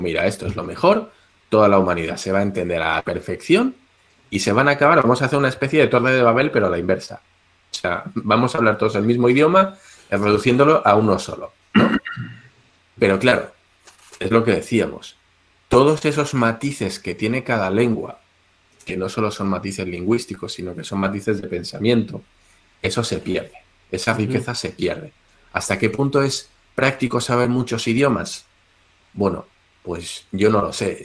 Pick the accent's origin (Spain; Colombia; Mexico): Spain; los españoles que somos muy parecidos a los chinos en esto